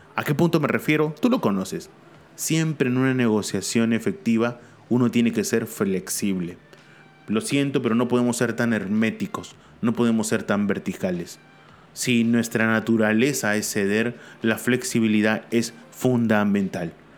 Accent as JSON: {"language": "Spanish", "country": "Peru", "said": "mi país, Perú."}